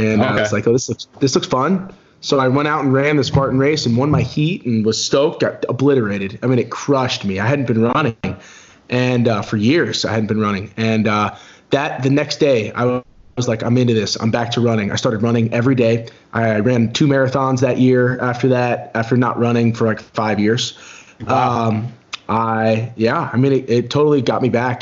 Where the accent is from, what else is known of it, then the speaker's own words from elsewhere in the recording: Maryland, United States; I grew up in Maryland